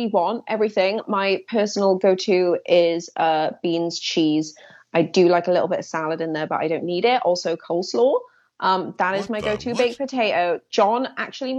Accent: Swansea, Wales, United Kingdom; moved away; my hometown in Swansea

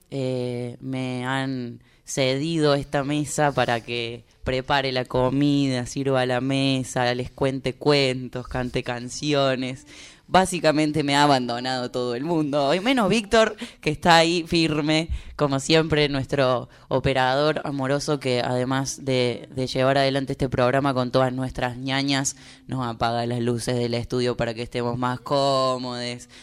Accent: Córdoba, Argentina; now in Buenos Aires, Argentina; soy un pajuerano porque soy cordobés

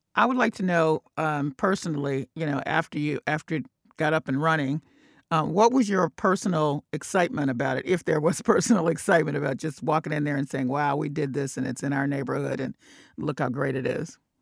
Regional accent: the South, United States; moved away; I'm from the South too

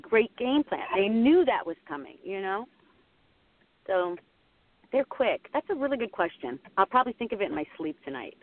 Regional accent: Pittsburgh, Pennsylvania, United States; now in Los Angeles, United States; I grew up in Pittsburgh

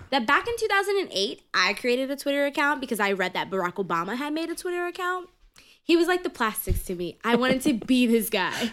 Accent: New York City, New York, United States; I grew up in Harlem, and so I went to the Puerto Rican Day Parade every year.

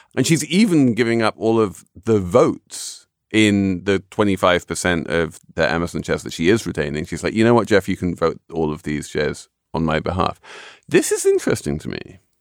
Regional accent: United Kingdom; when I was growing up in Britain

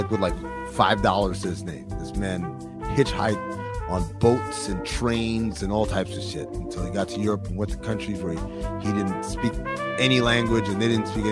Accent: Sudan; moved away; y'all know I'm not from here. My dad is from Sudan. I'm from Sudan

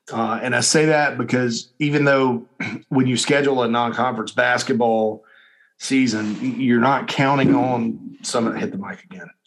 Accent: Spartanburg, South Carolina, United States; in my hometown of Spartanburg, my beloved hometown of Spartanburg.

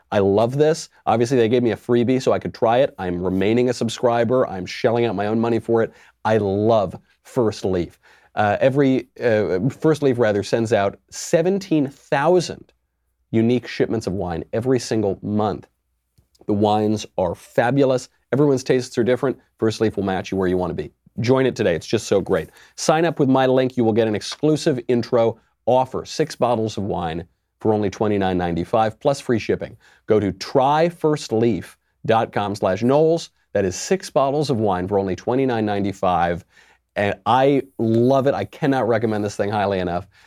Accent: New York, United States; I'm a New Yorker

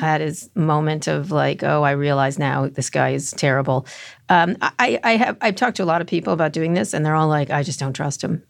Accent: New Jersey, United States; I'm also from New Jersey

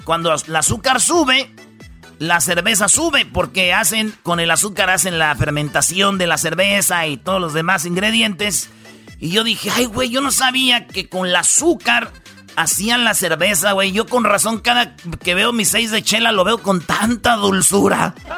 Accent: Jiquilpan, Michoacán, Mexico; en Jiquilpan, Michoacán, fíjate ahí donde yo nací

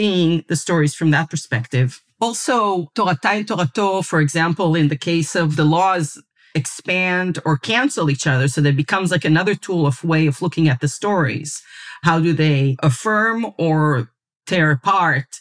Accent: Israel; I was raised in Israel and went to the secular public school system

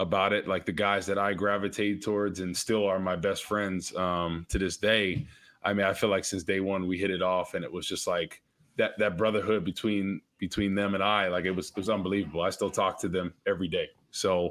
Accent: New Jersey, United States; moved away; I grew up in Jersey, North Jersey

